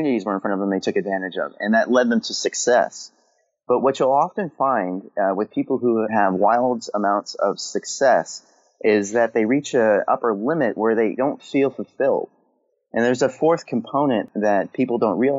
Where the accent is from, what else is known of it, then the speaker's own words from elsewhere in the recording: California, United States; now in Maryland, United States; I'm on the East Coast in Maryland. And for the first time in my life, I live in four seasons because I grew up in California